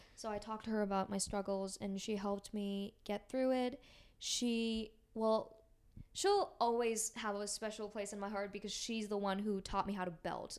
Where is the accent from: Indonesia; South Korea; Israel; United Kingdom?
South Korea; Seoul; now in United States; I'm from Seoul, South Korea